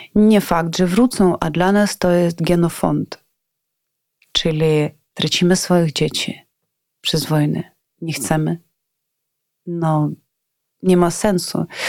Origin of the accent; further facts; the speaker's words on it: Ivano-Frankivsk, Ivano-Frankivsk Oblast, Ukraine; Polish is a second language; moved away as an adult; now in Kyiv, Ukraine; jestem z Iwano-Frankiwska, a do Kijowa przyjechałam o 2005